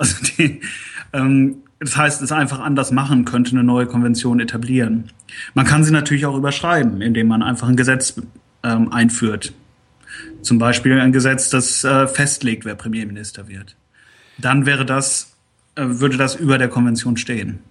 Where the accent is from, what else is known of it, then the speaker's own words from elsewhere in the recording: Germany; now in United Kingdom; als Deutscher